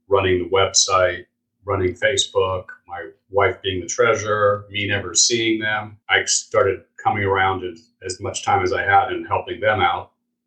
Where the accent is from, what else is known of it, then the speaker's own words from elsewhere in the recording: California, United States; moved away as an adult; also born or lived in New York area; now in Florida, United States; I grew up in California